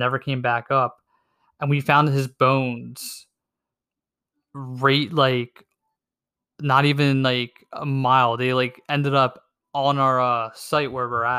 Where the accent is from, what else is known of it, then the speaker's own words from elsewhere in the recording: Pennsylvania, United States; Where am I from? PA